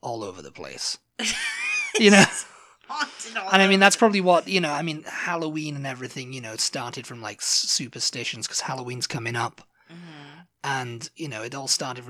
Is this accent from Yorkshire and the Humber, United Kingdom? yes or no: no; Scotland, United Kingdom